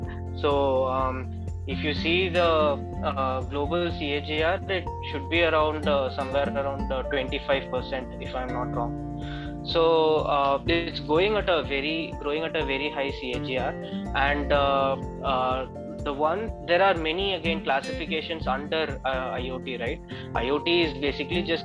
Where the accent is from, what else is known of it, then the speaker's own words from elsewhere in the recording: Chennai, Tamil Nadu, India; I'm from Chennai.